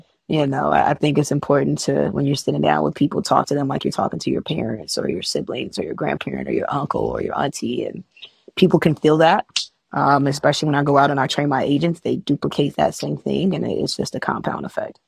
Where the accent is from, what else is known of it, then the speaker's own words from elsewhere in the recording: Chicago, Illinois, United States; I'm from Chicago. I'm still in Chicago